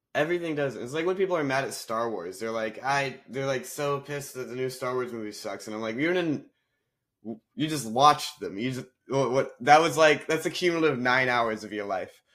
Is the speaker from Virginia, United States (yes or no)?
no; North Carolina, United States; moved away as an adult; also born or lived in Nashville, Tennessee; I grew up in North Carolina